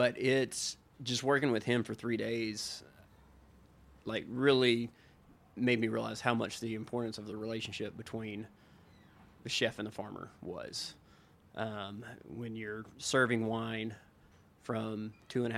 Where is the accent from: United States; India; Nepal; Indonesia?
United States; Middle Tennessee; born and raised in Middle Tennessee